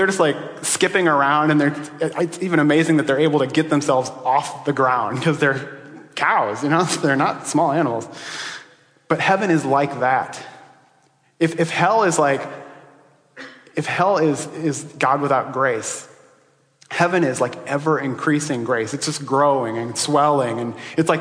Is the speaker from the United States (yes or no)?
yes; Iowa, United States; I grew up in Iowa, but I didn't grow up in that part of Iowa.